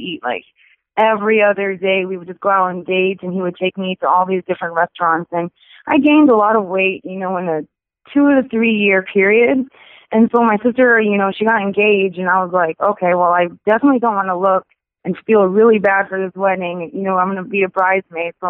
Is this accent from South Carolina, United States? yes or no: yes; Charleston, South Carolina, United States; born or raised there